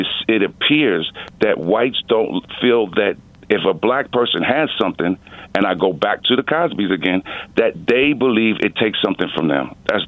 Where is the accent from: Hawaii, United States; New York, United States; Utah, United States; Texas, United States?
New York, United States; New York City; I came from New York City, and New York City is one of the most segregated places in the world.